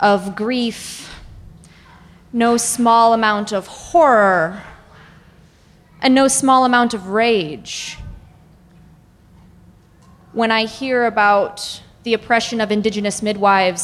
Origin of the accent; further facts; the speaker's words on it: southwest Minnesota, United States; I'm from Occupied Dakota Territory in what is currently known as the southwest corner of Minnesota.